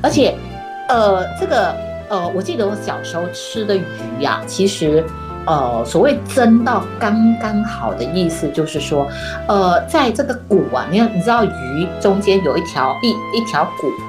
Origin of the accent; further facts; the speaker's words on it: Malaysia; 我是马来西亚的华人